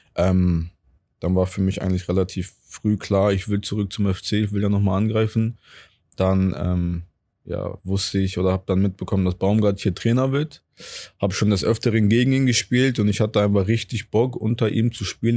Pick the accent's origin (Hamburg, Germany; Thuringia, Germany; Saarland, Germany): Hamburg, Germany; now in Cologne, Germany; ich komme halt aus Hamburg